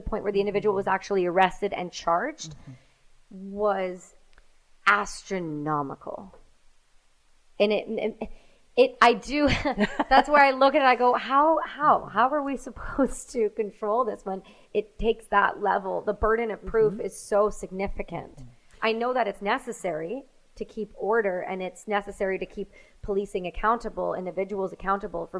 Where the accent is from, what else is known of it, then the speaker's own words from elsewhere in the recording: Canada; We're Canadian